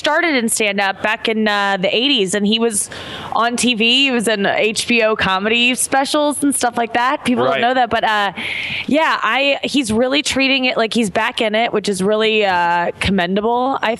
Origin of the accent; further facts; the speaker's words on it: St. Louis, Missouri, United States; I'm from St. Louis. Right. We get pretty harsh winters there.